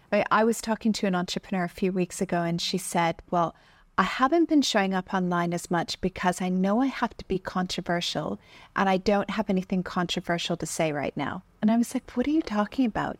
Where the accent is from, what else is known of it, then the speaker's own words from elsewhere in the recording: Canada; I grew up in Canada